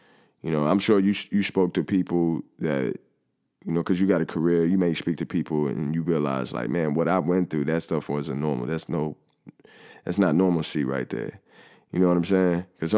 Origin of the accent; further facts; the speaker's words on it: Ohio, United States; I think about me growing up in Five Oaks and like, you know, boarded up houses and people not having jobs and stuff like that.